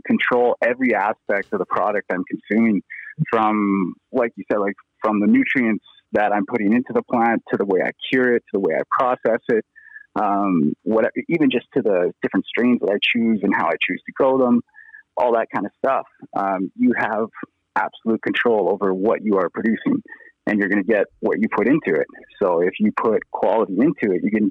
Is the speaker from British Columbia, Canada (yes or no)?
yes; Penticton, British Columbia, Canada; I grew up in Penticton, BC, and everybody and their dog out there pretty much grows